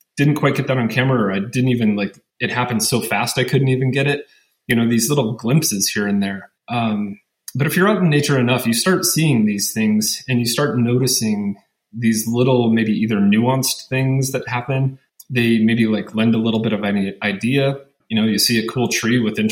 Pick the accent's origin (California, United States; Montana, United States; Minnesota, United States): Montana, United States; Western; also born or lived in Seattle, Washington / Utah; now in La Verkin, Utah, United States; was born and raised in Montana, in Western Montana